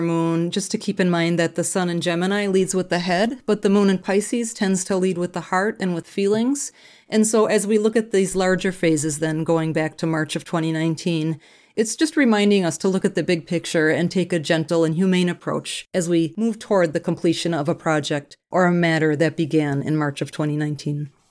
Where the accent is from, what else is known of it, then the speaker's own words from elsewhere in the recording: Minneapolis, Minnesota, United States; I'm from Minneapolis